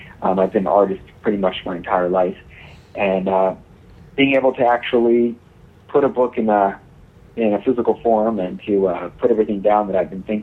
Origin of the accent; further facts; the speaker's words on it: Baltimore, Maryland, United States; I'm 33 from Baltimore, Maryland.